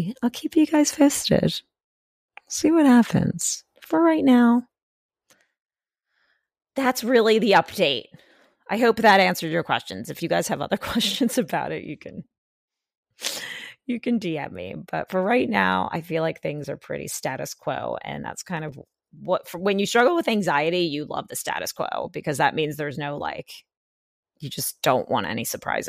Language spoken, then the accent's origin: English; Pennsylvania, United States; It was closer mall to me when I lived in the city than like another mall that was closer to where I grew up in Pennsylvania.